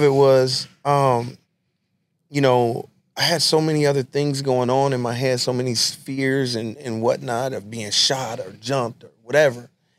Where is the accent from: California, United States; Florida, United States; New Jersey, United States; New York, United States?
California, United States; Los Angeles; I went to Trinity Street Elementary School. I grew up on San Pedro and King Boulevards in L.A. That was my area, and Trinity was right there.